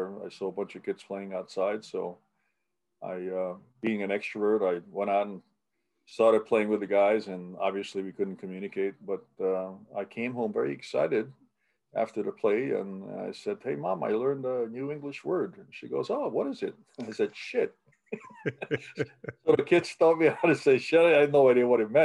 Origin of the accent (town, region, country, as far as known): New York City, New York, United States; born or raised there; accent: New York; English is a second language; also born or lived in Budapest, Hungary